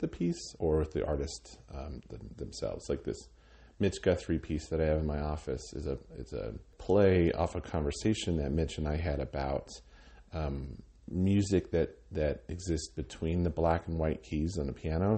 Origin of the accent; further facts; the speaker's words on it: Cheyenne, Wyoming, United States; also born or lived in Laramie, Wyoming / Minneapolis, Minnesota; I grew up in Cheyenne. My father was, uh, in the Air Force, so we moved around when I was a kid, but from about third grade on, um, I lived in, in Cheyenne